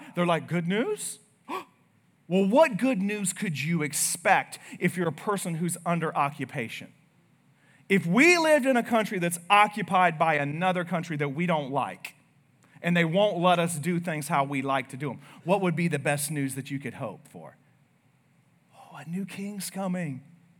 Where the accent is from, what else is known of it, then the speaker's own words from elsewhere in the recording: United States; we're American.